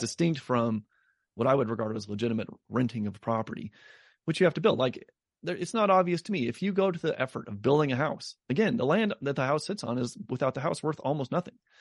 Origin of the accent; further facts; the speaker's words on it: Denver, Colorado, United States; my hometown in Denver